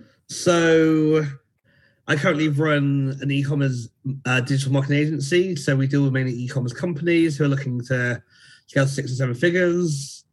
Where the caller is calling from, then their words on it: United Kingdom; So I'm in the UK, so it's just gone 7 here.